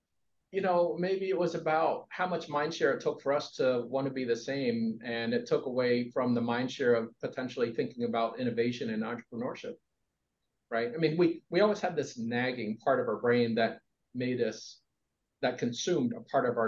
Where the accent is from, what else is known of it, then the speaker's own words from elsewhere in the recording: East Coast, United States; but I do know that growing up on the East Coast, it was very much about conforming